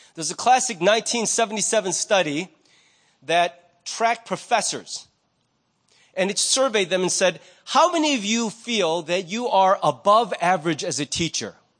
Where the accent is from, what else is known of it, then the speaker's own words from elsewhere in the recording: United States; I'm Korean American.